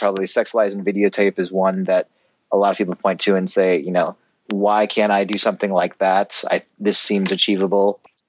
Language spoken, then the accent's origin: English; Minneapolis, Minnesota, United States; I grew up in Minneapolis, and that's actually where I am at the moment as we speak, coincidentally. But I grew up in Minneapolis.